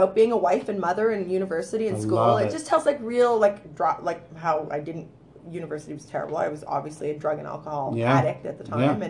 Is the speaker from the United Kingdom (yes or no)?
no; Canada; Born and raised in Canada.